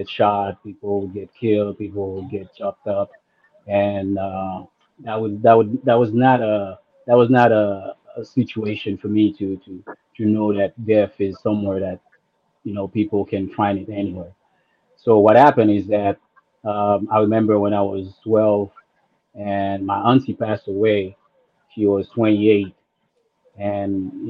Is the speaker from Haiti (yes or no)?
yes; Haiti; I grew up in Haiti